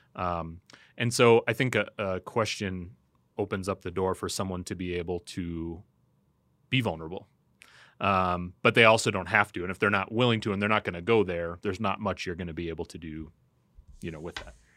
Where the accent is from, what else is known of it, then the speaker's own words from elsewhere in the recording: United States; as American Christians